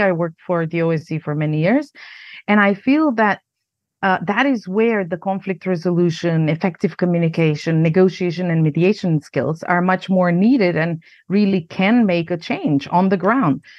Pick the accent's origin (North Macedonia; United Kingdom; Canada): North Macedonia; moved away as an adult; also born or lived in United States; now in Prague, Czech Republic; I grew up in Yugoslavia, a country that doesn't exist anymore. And, um, I'm Macedonian, but also American, um, citizen now. And I live in the Czech Republic, in Prague.